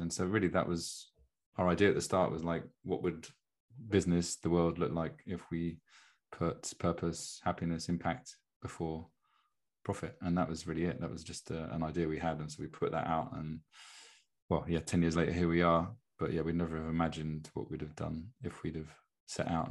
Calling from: Brighton, South East England, United Kingdom; I'm calling in from Brighton in England, in the UK

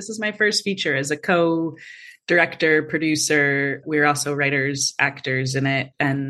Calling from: Los Angeles, California, United States; I am streaming in from Los Angeles, California. I live here with my small dog

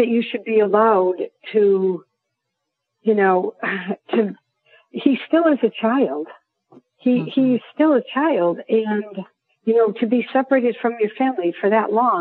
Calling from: Lexington, South Carolina, United States; I'm calling from Lexington, South Carolina

